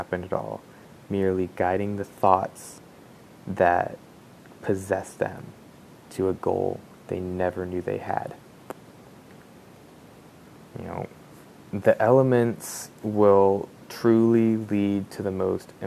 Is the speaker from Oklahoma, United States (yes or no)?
yes; Oklahoma, United States; growing up in Oklahoma, in the middle of Tornado Alley